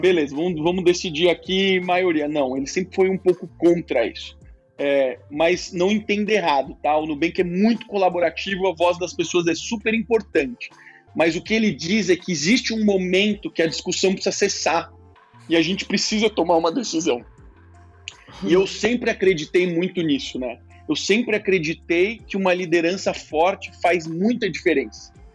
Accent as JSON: {"language": "Portuguese", "country": "Brazil", "said": "como brasileiro"}